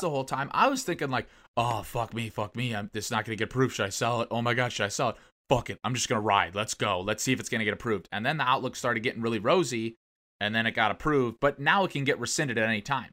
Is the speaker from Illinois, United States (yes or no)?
no; Ohio, United States; now in Texas, United States; I grew up in Ohio